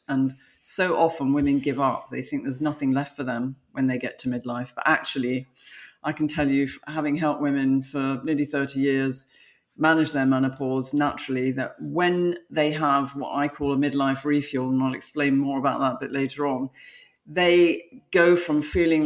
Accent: London, United Kingdom; moved away as an adult; now in United States; I'm from London, I'm now living in America.

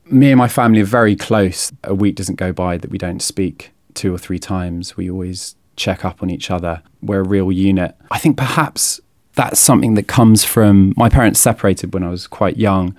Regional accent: a village just outside of Oxford, South East England, United Kingdom; I turned 16 in May 2001, and at the time I was living in a village just outside of Oxford

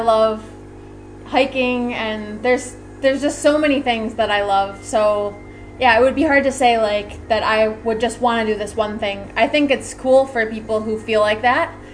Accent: Rochester, New York, United States; I come from Rochester New York

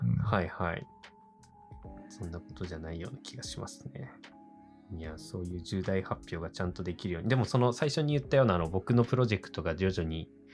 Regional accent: next to Oshu City, Iwate, Japan; 僕の地元っていうか、本当にこう欧州市にすぐ隣の

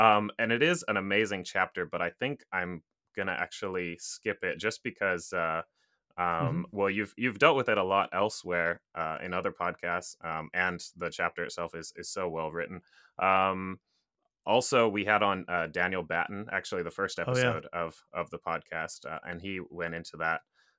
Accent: Japan; I grew up, well, my parents are American. They're from Kansas, actually. I grew up in Japan.

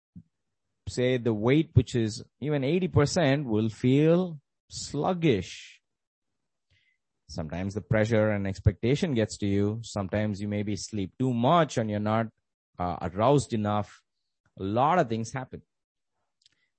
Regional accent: India; Growing up in the Indian educational system

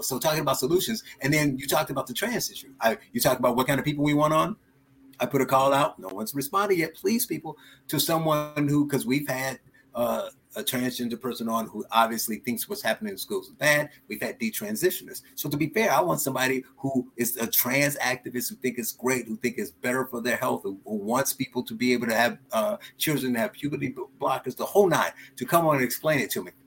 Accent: Gary, Indiana, United States; I, I grew up in Gary, Indiana

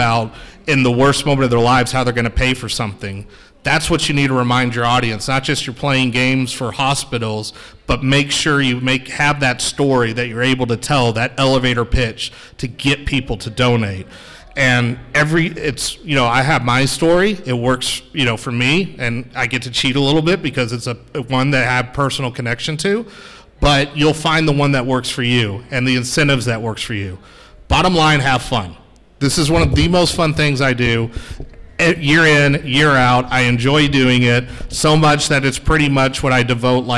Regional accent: Dallas, Texas, United States; also born or lived in Notre Dame, Indiana; I'm not local. I'm from the Dallas area

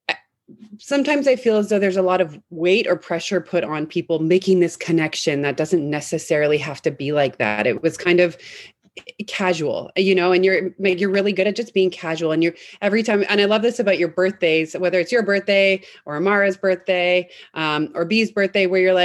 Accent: Vancouver, British Columbia, Canada; now in San Francisco, United States; I'm from Vancouver, Canada originally

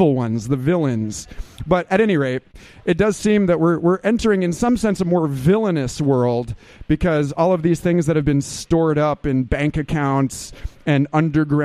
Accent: Austin, Texas, United States; I'm from Austin, Texas

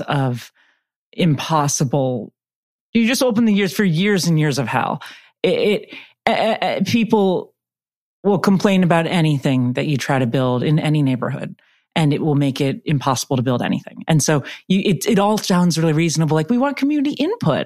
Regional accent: San Francisco, California, United States; I grew up in San Francisco

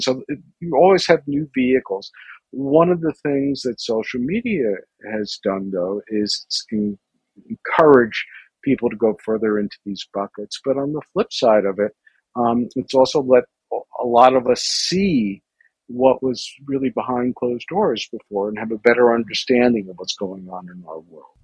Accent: New York City, New York, United States; I grew up in New York City

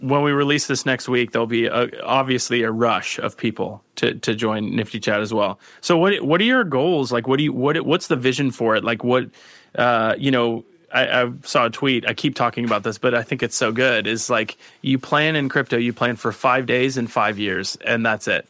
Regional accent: South Florida, United States; moved away; also born or lived in New York City; I grew up in South Florida, and then when I moved to New York City

